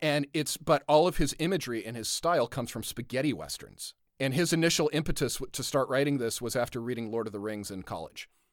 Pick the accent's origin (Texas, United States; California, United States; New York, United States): California, United States; Southern; growing up in Southern California